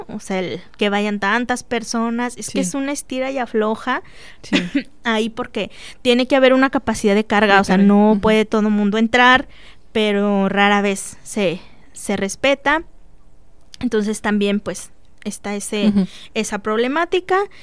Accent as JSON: {"language": "Spanish", "town": "Monterrey", "region": "Nuevo León", "country": "Mexico", "tie": "born or raised there", "moved": "yes", "lives_now": "Celaya, Mexico", "said": "allá en mi tierra en Monterrey"}